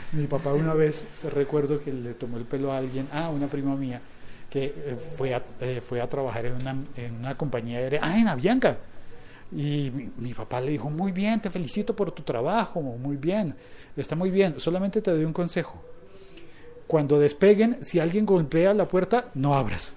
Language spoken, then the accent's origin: Spanish; Colombia; mi país